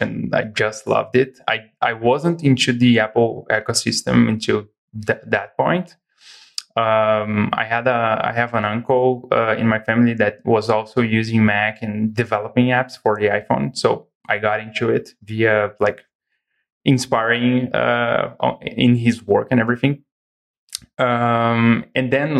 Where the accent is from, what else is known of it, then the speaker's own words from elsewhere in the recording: Brazil; also born or lived in Igrejinha, Rio Grande do Sul, Brazil; So I'm from Brazil. I live in the very south of Brazil in a city called Igrejinha